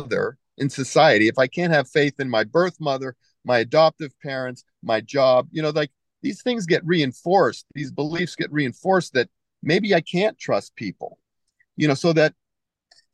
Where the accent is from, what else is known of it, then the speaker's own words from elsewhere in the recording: United States; also born or lived in Japan; I'm from America